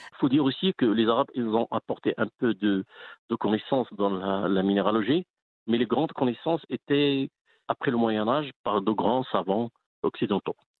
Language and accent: French; Aouli, Drâa-Tafilalet, Morocco; also born or lived in Midelt; now in Mibladen, Morocco; Je suis né à Aouli, c'est une ex-mine de 26 km de, de Midelt.